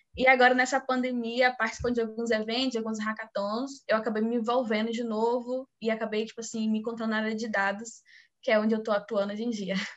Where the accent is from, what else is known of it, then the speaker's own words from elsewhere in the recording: Bahia, Brazil; sou aqui da Bahia também